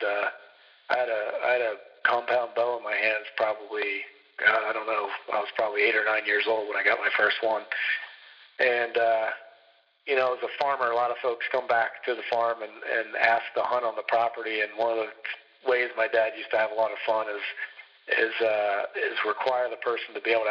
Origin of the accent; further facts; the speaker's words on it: New Jersey, United States; moved away; I grew up in South Jersey